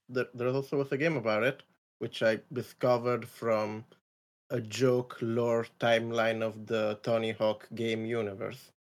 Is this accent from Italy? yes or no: yes; Italy; moved away as an adult; I'm Italian. I come from Italian. Italy. I came to the English speaking world to study game design